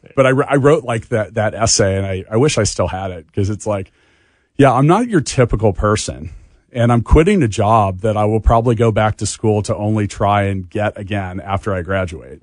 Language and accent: English; Leawood, Kansas, United States; I grew up in Leawood